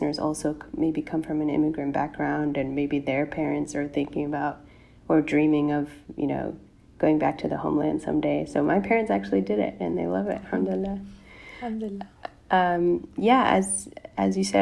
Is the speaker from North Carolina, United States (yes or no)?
yes; North Carolina, United States; I grew up in North Carolina in the U.S., which Americans know is in the South